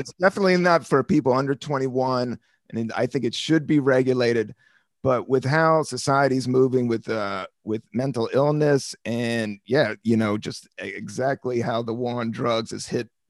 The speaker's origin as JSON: {"language": "English", "town": "Washington", "region": "District of Columbia", "country": "United States", "tie": "born or raised there", "also_born_or_lived": "San Francisco", "moved": "yes", "said": "And I grew up in D.C. in the 70s, man. I grew up in Northeast D.C. I was born in 72."}